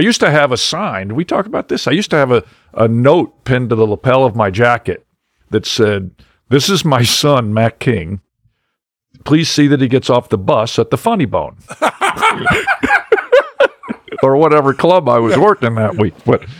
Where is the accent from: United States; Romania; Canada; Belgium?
Belgium; But I was from Belgium, so I was waffle face.